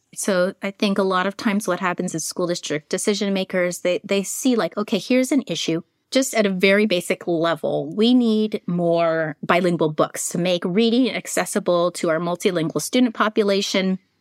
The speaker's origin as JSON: {"language": "English", "town": "San Francisco", "region": "California", "country": "United States", "tie": "born or raised there", "said": "I'm also a native of San Francisco, California"}